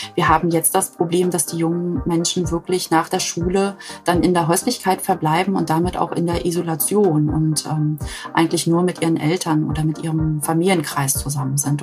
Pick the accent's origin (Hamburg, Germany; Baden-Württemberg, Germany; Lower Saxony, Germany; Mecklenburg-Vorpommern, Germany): Mecklenburg-Vorpommern, Germany